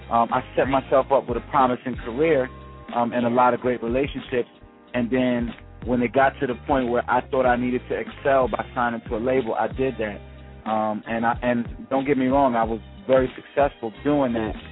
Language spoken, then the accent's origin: English; New York City, New York, United States; I'm from the Heights. I'm from Uptown.